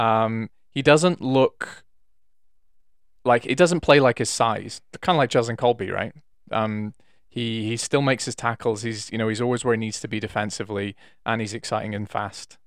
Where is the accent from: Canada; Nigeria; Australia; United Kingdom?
United Kingdom; Wales; I'm Welsh